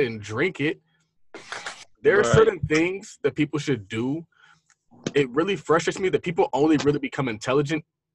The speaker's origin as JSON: {"language": "English", "town": "San Diego", "region": "California", "country": "United States", "said": "I'm from San Diego"}